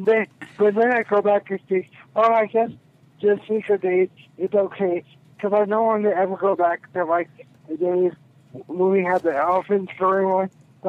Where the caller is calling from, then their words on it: Amarillo, Texas, United States; from Amarillo, Texas.